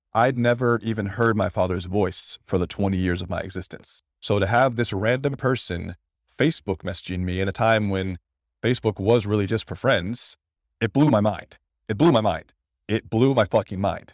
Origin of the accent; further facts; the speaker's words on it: Detroit, Michigan, United States; I was born in Detroit, about two weeks early, premature